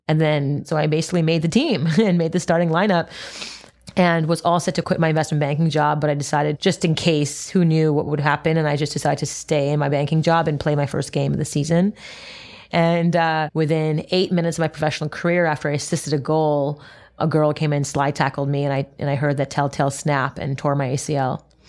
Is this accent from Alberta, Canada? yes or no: no; Montreal, Quebec, Canada; I grew up in Montreal, Canada